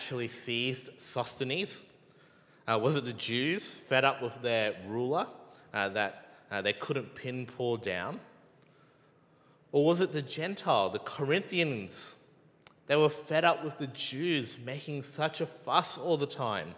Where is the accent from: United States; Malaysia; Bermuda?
Malaysia; I'm Malaysian